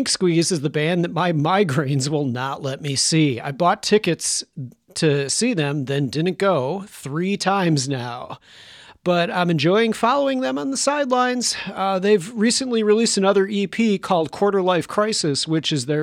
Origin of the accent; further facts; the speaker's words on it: Chicago, Illinois, United States; artists from my hometown